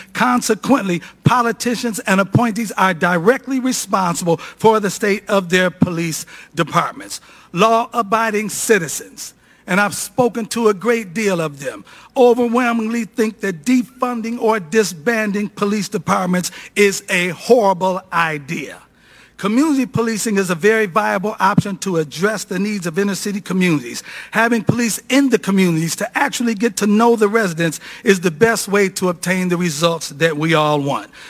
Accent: Cleveland, Ohio, United States; The city of Cleveland, my hometown

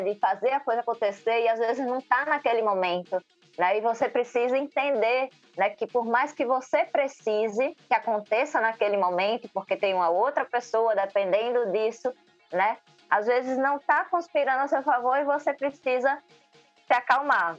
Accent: Aracaju, Sergipe, Brazil; Eu sou de Aracaju, Sergipe

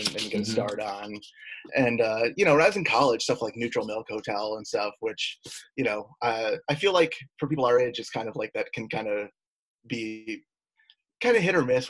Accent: Oswego, New York, United States; moved away as an adult; Oswego, New York, where I'm from

